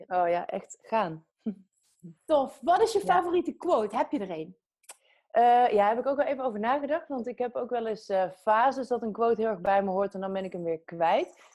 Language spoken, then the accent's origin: Dutch; Breda, North Brabant, Netherlands; now in Utrecht, Netherlands; Ik ben opgegroeid in Brabant.